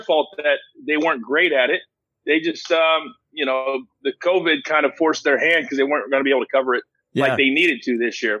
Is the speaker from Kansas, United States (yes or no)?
yes; Kansas, United States; I'm a huge Royals fan, born and raised in Kansas.